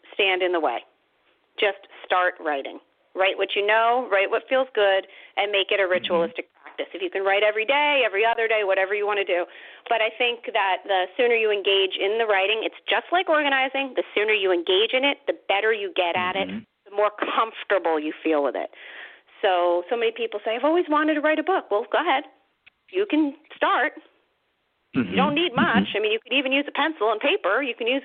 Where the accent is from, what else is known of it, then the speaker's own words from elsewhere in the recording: New Jersey, United States; my home state